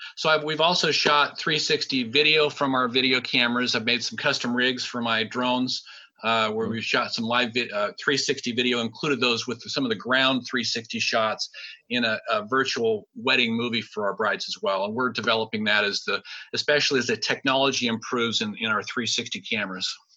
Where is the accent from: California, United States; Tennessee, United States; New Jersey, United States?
California, United States; Sacramento; I'm from Sacramento